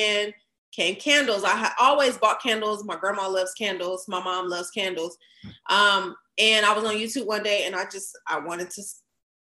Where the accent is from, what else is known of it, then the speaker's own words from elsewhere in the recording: Fresno, California, United States; moved away as an adult; now in Dallas, United States; at the time I was living in my hometown, Fresno